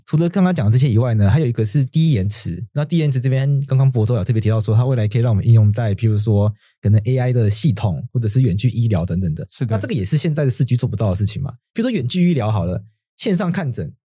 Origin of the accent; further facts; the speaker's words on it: Taitung County, Taiwan; 我们老家在台东嘛